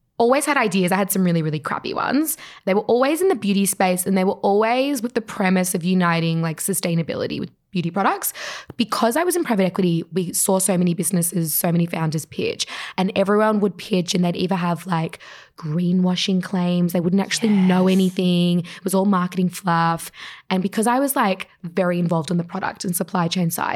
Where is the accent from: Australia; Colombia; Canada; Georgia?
Australia; We all grew up in Australia.